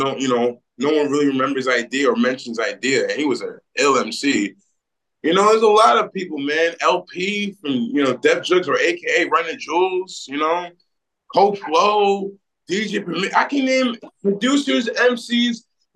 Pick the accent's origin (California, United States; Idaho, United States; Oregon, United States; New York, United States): New York, United States; Great Neck; also born or lived in Hempstead, New York; I was born in Hempstead and raised in Great Neck, New York